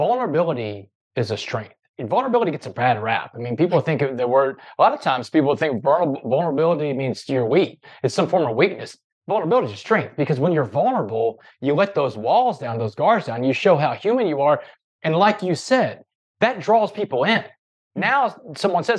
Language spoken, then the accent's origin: English; Port Arthur, Texas, United States; I grew up in Port Arthur, Texas